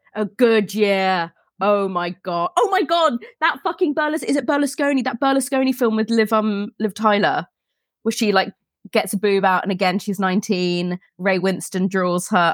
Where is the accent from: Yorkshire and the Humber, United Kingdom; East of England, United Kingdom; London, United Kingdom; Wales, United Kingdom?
East of England, United Kingdom; Elstree; I grew up near Elstree